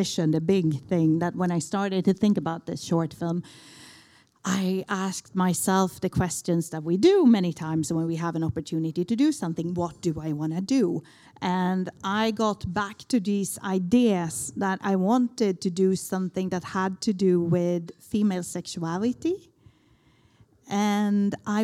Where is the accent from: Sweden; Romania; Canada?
Sweden; moved away as an adult; now in Barcelona, Spain; I was born in Sweden and moved down to Barcelona in the beginning of 2000, so I've been there almost half of my life now.